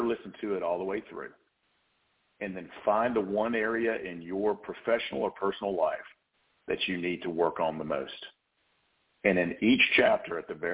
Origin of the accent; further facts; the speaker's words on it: the South, United States; accent: Southern; my Southern accent